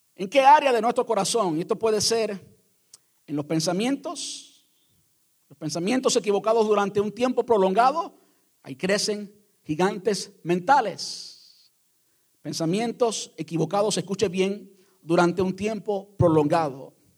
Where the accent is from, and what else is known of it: Cuba